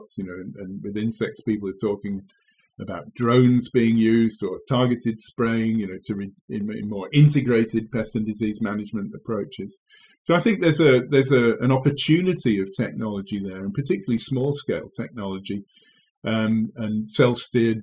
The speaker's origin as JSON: {"language": "English", "region": "England", "country": "United Kingdom", "also_born_or_lived": "Kent", "moved": "as an adult", "lives_now": "Wageningen, Netherlands", "said": "you'll have heard from my accent, I hail from England."}